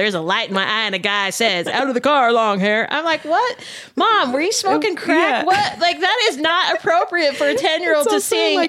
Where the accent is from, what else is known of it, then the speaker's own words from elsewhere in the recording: Sandy, Utah, United States; Mm-hmm. I grew up in Sandy.